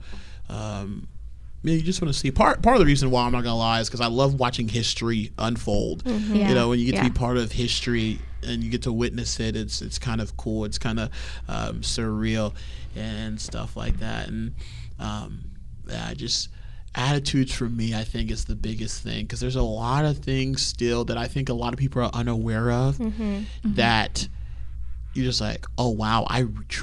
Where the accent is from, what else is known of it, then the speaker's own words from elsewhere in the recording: Houston, Texas, United States; I'm from Houston